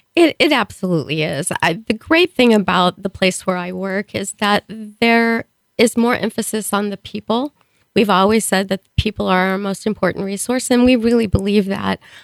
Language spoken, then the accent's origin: English; Springfield, Missouri, United States; moved away as an adult; now in Kearney, United States; I was born in Springfield, Missouri. Um, went to school, high school there.